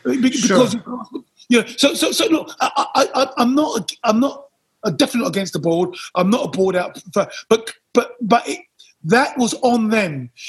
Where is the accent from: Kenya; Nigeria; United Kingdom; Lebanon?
United Kingdom; And again, we're British.